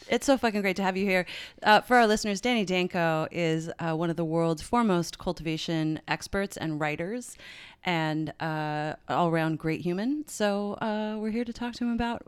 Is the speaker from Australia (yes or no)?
no; St. John's, Newfoundland and Labrador, Canada; moved away; in retail shops like in my hometown